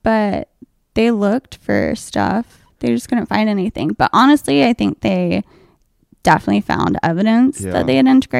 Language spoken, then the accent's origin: English; Charlotte, North Carolina, United States; now in Greenville, United States; I'm from Charlotte.